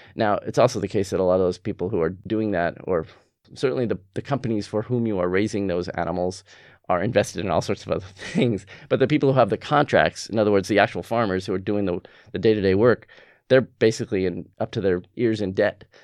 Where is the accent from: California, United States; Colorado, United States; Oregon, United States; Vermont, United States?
California, United States; moved away; also born or lived in North Carolina; I grew up in California